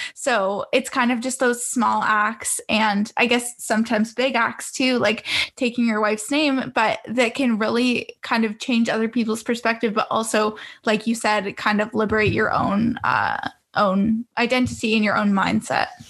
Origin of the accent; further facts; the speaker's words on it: Toronto, Ontario, Canada; growing up in Canada, I'm not sure if you visited Canada before, but I would consider where I grew up in the GTA, Greater Toronto area